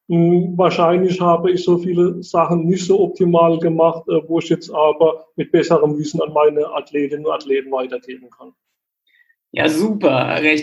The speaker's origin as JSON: {"language": "German", "town": "Heidelberg", "region": "Baden-Württemberg", "country": "Germany", "accent": "Baden/Kurpfalz", "said": "Also ich komme aus der Heidelberger Ecke. Man hört vielleicht auch so ein bisschen an meinem badischen Slang im Hintergrund. Kurpfalz sagt man bei uns."}